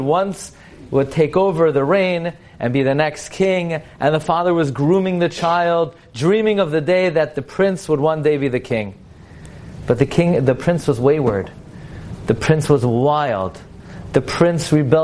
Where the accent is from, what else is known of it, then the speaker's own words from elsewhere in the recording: New York, United States; moved away; I come from New York